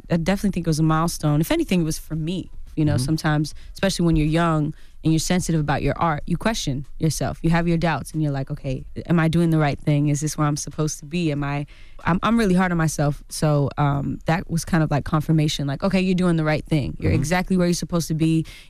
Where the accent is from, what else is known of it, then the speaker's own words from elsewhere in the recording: California, United States; Well, I'm from the Bay Area.